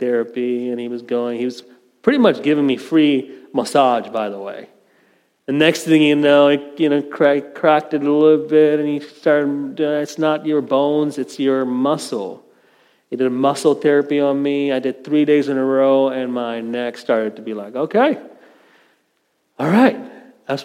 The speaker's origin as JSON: {"language": "English", "country": "India", "moved": "yes", "said": "My home country in India, very prideful people, Indians"}